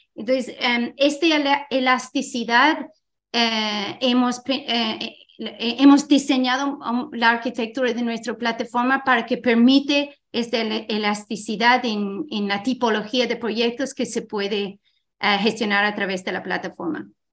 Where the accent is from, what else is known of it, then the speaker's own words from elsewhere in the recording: Ireland; Spanish is a second language; moved away as an adult; also born or lived in Scotland; now in Spain; yo soy de Irlanda, también he estudiado en Escocia